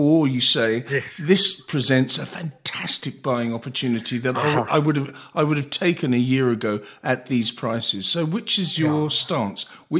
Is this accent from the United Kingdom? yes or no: yes; England, United Kingdom; I'm an Englishman